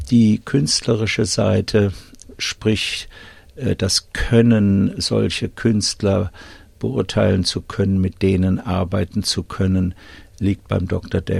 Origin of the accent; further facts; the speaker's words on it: Wiesbaden, Hesse, Germany; now in Australia; Ich bin in Wiesbaden geboren und aufgewachsen, habe meine Schulzeit im Südschwarzwald verbracht, auf dem Internat